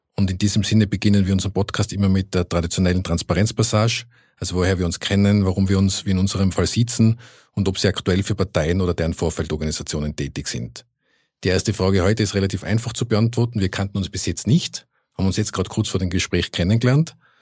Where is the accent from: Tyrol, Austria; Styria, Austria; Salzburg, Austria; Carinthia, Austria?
Tyrol, Austria; Innsbruck; moved away as an adult; now in Vienna, Austria; Ich bin ja auch äh, gebürtiger Innsbrucker